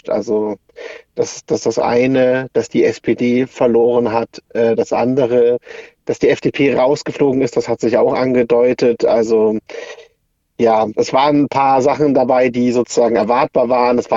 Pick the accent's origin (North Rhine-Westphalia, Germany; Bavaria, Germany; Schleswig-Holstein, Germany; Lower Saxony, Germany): Bavaria, Germany; Würzburg; Für Würzburg, ich komme ja aus Würzburg